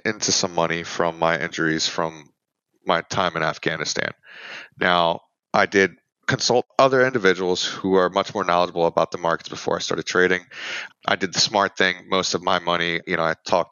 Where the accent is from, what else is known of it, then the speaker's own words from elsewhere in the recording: Philadelphia, Pennsylvania, United States; I'm originally from Philadelphia, Pennsylvania.